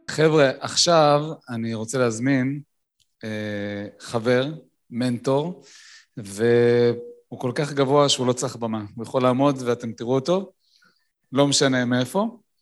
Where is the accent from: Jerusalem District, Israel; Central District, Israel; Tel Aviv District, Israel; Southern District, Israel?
Tel Aviv District, Israel; Tel Aviv; אני תל אביבי